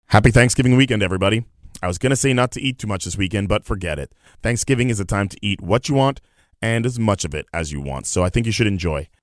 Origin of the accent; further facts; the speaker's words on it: London, United Kingdom; now in Winnipeg, Canada; my hometown in London